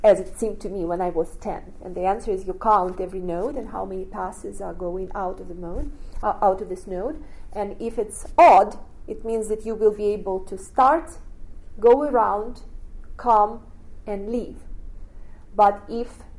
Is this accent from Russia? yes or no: yes; Russia; moved away as an adult; And then I grew up in Russia